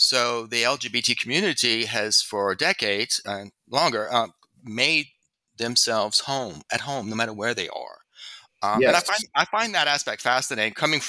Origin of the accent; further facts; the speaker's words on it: Louisiana, United States; In my home state of Louisiana was not a red state when I was little.